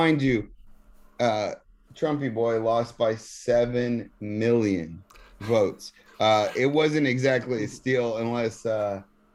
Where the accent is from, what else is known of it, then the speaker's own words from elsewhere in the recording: Texas, United States; moved away; I'm from Texas